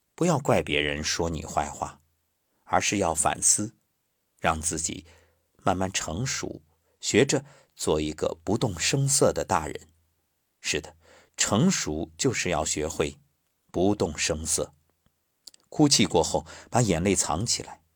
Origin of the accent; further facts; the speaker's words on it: China; 我是中国人，我骄傲